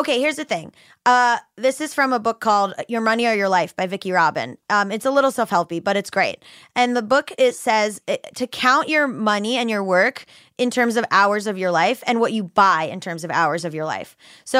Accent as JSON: {"language": "English", "town": "Hollywood", "region": "Florida", "country": "United States", "tie": "born or raised there", "also_born_or_lived": "Fort Lauderdale", "moved": "yes", "lives_now": "Los Angeles, United States", "said": "Hollywood, Florida, literally where I grew up."}